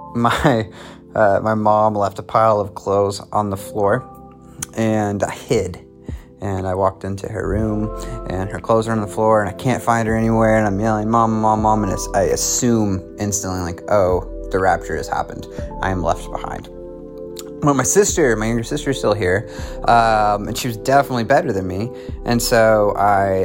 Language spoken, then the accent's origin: English; Oklahoma City, Oklahoma, United States; I'm from Oklahoma City, Oklahoma